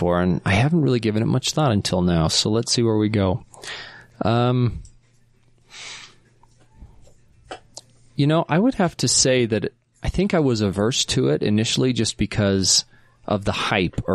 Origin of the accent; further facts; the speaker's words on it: South Jordan, Utah, United States; I grew up in South Jordan